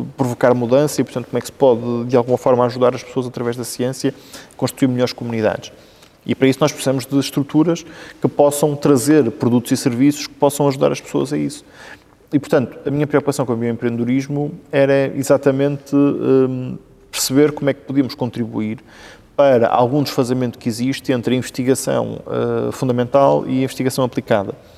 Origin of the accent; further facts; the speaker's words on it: Vila Nova de Gaia, Norte, Portugal; also born or lived in Santa Marinha / Mafamude / Arcozelo; de facto sou natural de Santa Marinha e portanto nos meus primeiros dois anos de vida um, vivi aí. Depois mudei-me para o lado, uh, para Mafamudo, que é, que é a minha freguesia de, de Vila Nova de Gaia